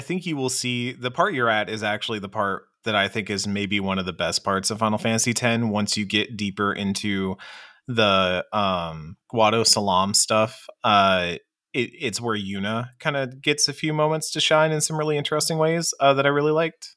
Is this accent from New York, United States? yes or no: no; Texas, United States; speaking as a Texan